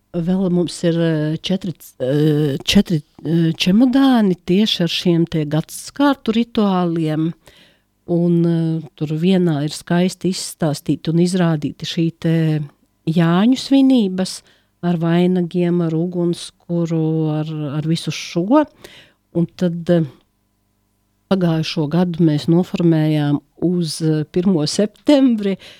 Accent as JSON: {"language": "Latvian", "country": "Latvia", "tie": "born or raised there", "moved": "yes", "lives_now": "Riga, Latvia"}